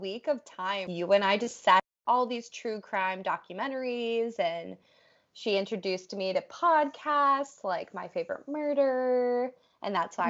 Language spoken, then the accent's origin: English; Massachusetts, United States; now in New Hampshire, United States; I'm originally from Mass.